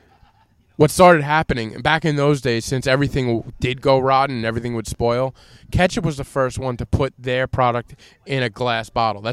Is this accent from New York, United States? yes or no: yes; Long Island, New York, United States; we're from Long Island